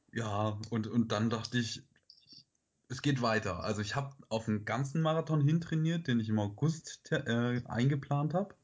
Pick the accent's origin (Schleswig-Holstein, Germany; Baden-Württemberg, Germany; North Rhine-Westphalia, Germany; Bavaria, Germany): Baden-Württemberg, Germany; Stuttgart area; moved away as an adult; now in Heidelberg, Germany; Ich komme ursprünglich aus dem Raum Stuttgart